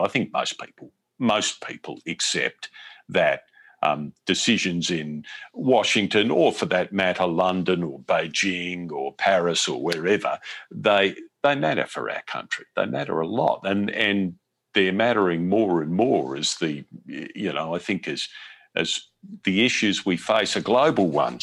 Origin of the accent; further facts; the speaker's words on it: Australia; moved away as an adult; now in United States; I'm from Australian television, from Australia's Seven Network